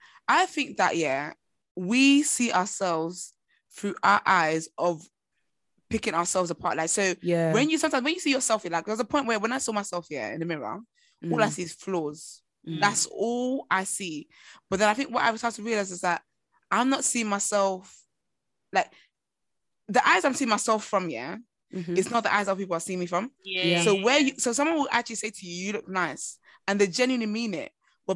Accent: Nigeria; I'm Nigerian and I'm African. My body shape, my bones, my skeleton is not built in the same ways.

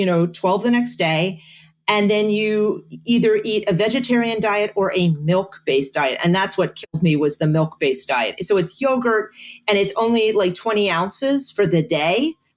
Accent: Bethlehem, Pennsylvania, United States; moved away as an adult; also born or lived in Augusta, Georgia; I am from Bethlehem.

